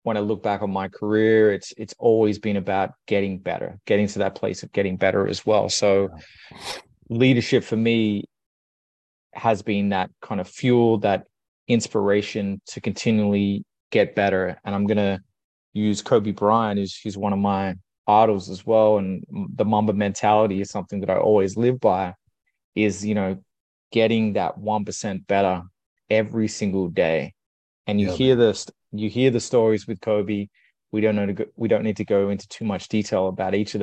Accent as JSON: {"language": "English", "town": "Sydney", "region": "New South Wales", "country": "Australia", "tie": "born or raised there", "also_born_or_lived": "United Kingdom", "moved": "as an adult", "lives_now": "Canada", "said": "I was born and raised in Sydney"}